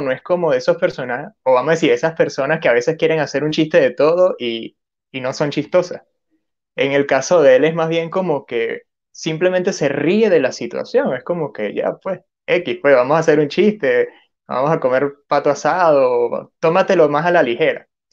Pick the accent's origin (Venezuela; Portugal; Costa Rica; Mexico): Venezuela; now in Peru; yo soy de Venezuela y ahorita estoy viviendo en Perú.